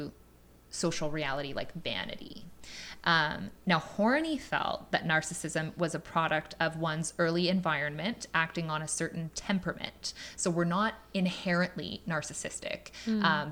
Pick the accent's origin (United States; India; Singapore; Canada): Canada; we're in Canada